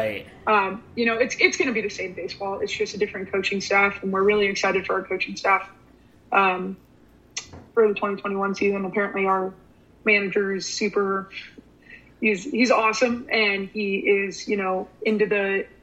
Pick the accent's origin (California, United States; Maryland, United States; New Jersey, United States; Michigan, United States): California, United States; San Diego; also born or lived in Italy; now in Amarillo, United States; I'm from San Diego. So I think a big thing was that, you know, I grew up a Padres fan